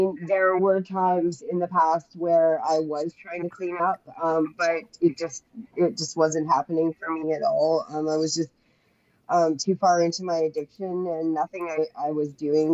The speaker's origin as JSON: {"language": "English", "town": "Saskatoon", "region": "Saskatchewan", "country": "Canada", "said": "I'm from Canada, Saskatoon, Saskatchewan"}